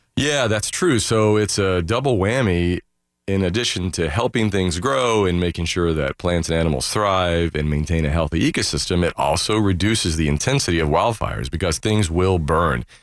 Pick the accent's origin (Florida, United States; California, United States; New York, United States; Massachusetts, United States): Florida, United States; Daytona Beach; as a kid growing up in Daytona